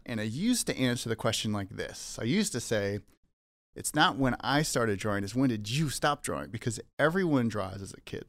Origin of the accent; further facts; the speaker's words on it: Saskatoon, Saskatchewan, Canada; moved away as an adult; also born or lived in Leaf Rapids, Manitoba / Calgary, Alberta; now in Vancouver, Canada; I grew up in Saskatoon, Saskatchewan.